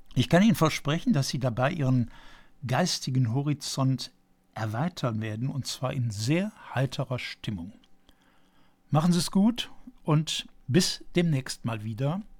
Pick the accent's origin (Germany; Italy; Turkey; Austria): Germany; Aachen, North Rhine-Westphalia; Sehen Sie mir bitte als gebürtigem Aachener nach